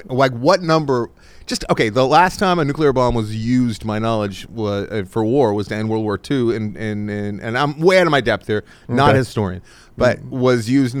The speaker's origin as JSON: {"language": "English", "country": "United States", "said": "I'm American."}